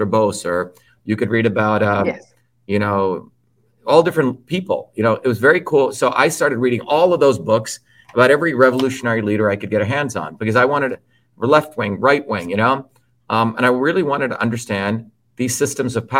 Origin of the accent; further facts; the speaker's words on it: United States; also born or lived in India; growing up in the United States